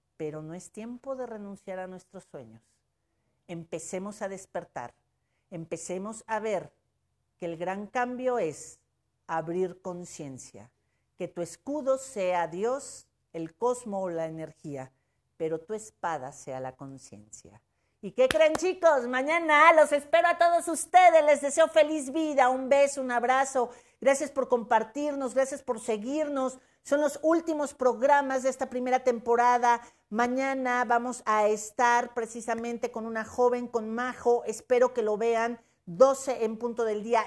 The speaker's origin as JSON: {"language": "Spanish", "region": "Puebla", "country": "Mexico", "said": "como mujer, como poblana y como mexicana"}